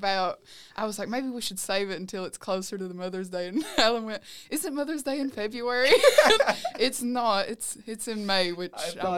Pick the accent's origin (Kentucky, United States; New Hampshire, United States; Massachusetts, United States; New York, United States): Kentucky, United States; Letcher County; for all of you out there listening. I'm from Letcher County, Kentucky, which, for those of you who don't know, is deep southeast Kentucky. I know it's not as well known, very small